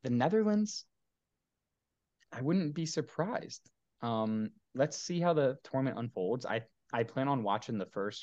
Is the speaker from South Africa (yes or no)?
no; United States; me being an American